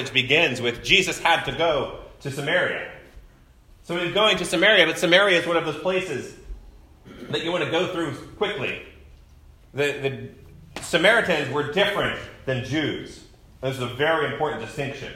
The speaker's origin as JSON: {"language": "English", "country": "United States", "said": "I've been conditioned as an American male"}